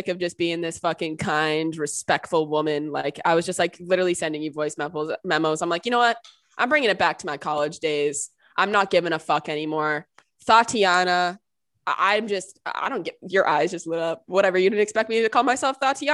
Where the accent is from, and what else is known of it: East Coast, United States; now in California, United States